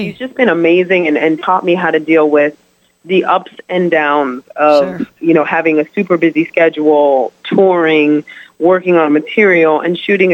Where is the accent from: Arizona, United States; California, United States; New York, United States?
New York, United States; New York City; I'm Puerto Rican from the Bronx.